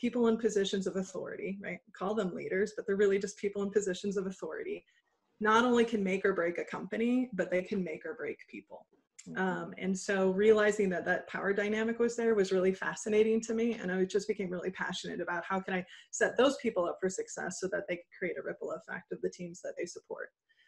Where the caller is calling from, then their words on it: Des Moines, Iowa, United States; I am calling in from Des Moines, Iowa. So middle of the United States.